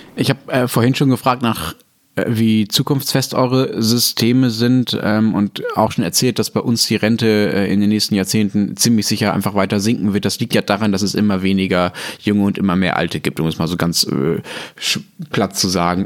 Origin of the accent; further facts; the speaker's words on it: Ruhr area, North Rhine-Westphalia, Germany; ich bin ja im Ruhrgebiet aufgewachsen